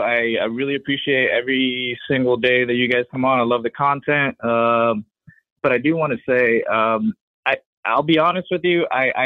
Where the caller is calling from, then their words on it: Tampa, Florida, United States; I'm calling in from Tampa, Florida.